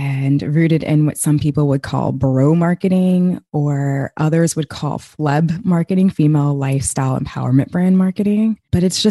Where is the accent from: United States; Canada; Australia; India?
United States; born and raised in America